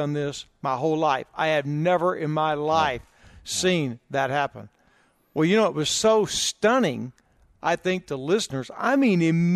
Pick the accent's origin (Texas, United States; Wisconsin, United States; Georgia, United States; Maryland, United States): Texas, United States; near Houston; grew up not far from Houston